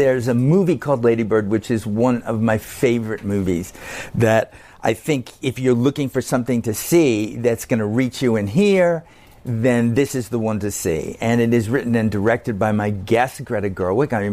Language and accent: English; Yonkers, New York, United States; growing up in Yonkers, New York